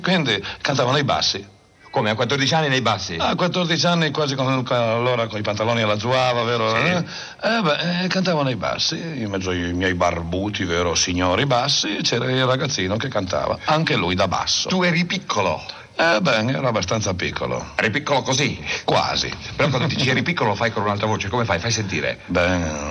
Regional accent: Piedmont, Italy; sono un piemontese

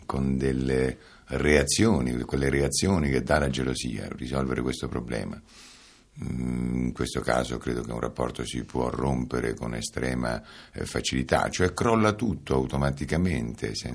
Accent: Calabria, Italy; Io sono calabrese, calabresissimo, da, non saprei adesso con esattezza, ma certamente da perlomeno da tre generazioni, per cui calabrese puro, puro sangue

